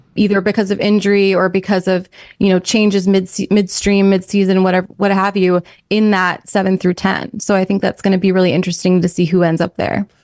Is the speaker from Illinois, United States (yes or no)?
no; New York, United States; moved away; also born or lived in Minnesota; we're both from New York.